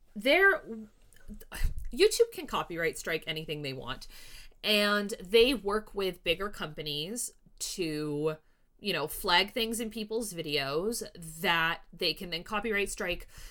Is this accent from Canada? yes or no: yes; Canada; I'm Canadian